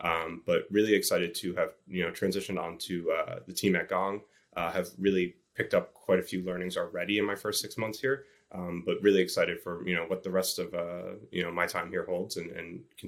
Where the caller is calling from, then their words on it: New York City, New York, United States; I'm actually calling in from my apartment in New York City. I've been living here for quite some time